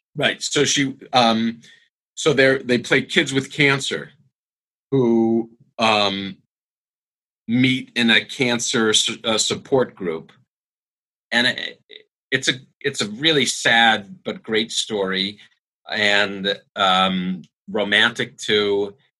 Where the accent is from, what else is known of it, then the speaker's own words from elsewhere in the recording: United States; we said, America